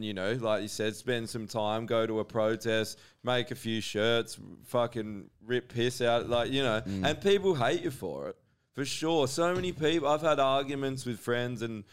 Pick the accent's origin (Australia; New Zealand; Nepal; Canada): Australia; when I grew up, as being Australian